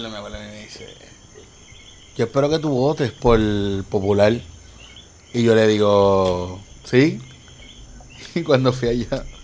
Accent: Salinas, Puerto Rico; also born or lived in Ponce; now in San Juan, Puerto Rico; Porque mi mamá era militar y me crié en la de la base, en Salinas, pero nací en Ponce.

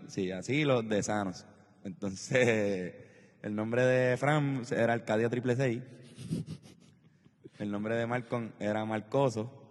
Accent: Trujillo Alto, Puerto Rico; also born or lived in Country Club, San Juan, Puerto Rico; Viví desde los 10 años en el Conqui y de los 0 a los 9 años viví en Country Club

